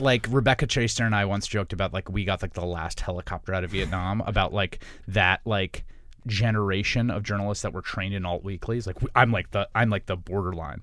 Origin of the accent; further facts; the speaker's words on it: New York, United States; I grew up in New York in the, uh, eighties and nineties